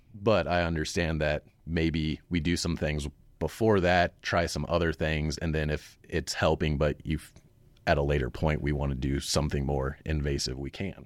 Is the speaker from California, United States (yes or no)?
no; Cheyenne, Wyoming, United States; Originally, I'm from Cheyenne